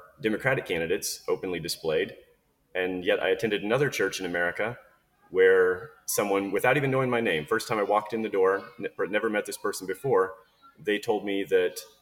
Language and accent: English; United States; moved away; someone who lives on the other side of the world now, but as an American as well